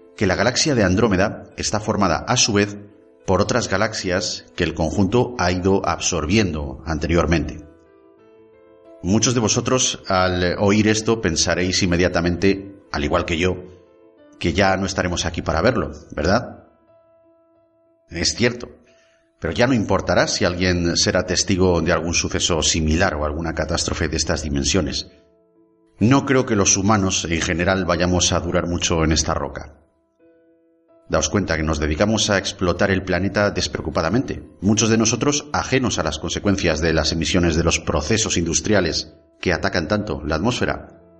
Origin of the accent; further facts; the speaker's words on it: Basque Country, Spain; los vascos nacemos